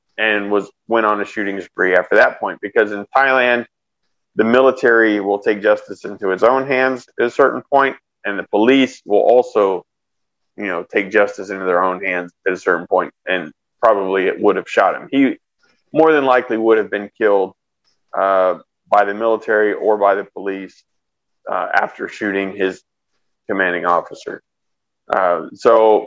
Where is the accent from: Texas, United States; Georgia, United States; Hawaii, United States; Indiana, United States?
Texas, United States; Austin; moved away; also born or lived in San Antonio, Texas / California; I grew up mostly around Austin